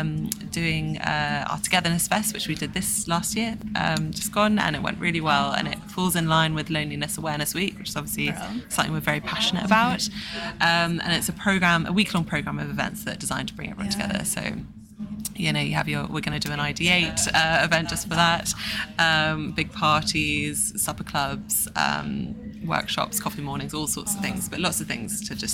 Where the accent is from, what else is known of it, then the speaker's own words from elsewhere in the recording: Somerset, South West England, United Kingdom; now in London, United Kingdom; I grew up in Somerset